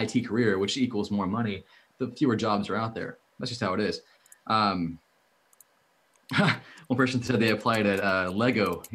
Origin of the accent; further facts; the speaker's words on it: Dallas, Texas, United States; my hometown, Dallas